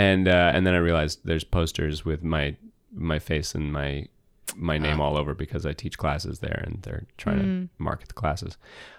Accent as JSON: {"language": "English", "region": "California", "country": "United States", "tie": "born there", "said": "yes, I was born in 1989 in California."}